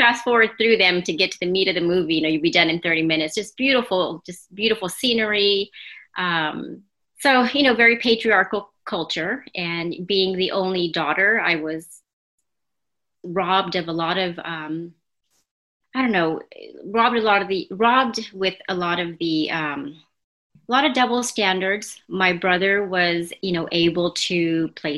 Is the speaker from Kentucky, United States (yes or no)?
no; Los Angeles, California, United States; also born or lived in New Jersey / San Antonio; I was born and raised here in the States, born in New Jersey and raised in Los Angeles